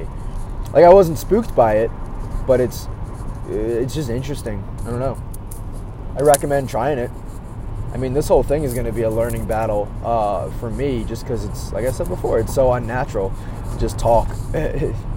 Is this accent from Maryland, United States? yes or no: yes; Maryland, United States; now in Chicago, United States; I grew up in Maryland